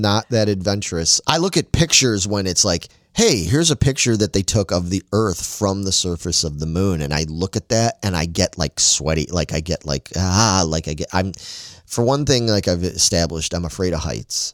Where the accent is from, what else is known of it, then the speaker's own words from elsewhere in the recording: Chicago, Illinois, United States; me growing up in Chicago